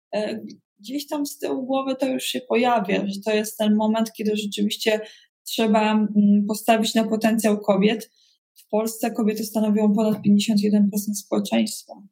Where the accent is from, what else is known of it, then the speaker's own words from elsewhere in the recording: Koszalin, West Pomeranian Voivodeship, Poland; also born or lived in Brussels; now in Warsaw, Poland; pochodzę z Koszalina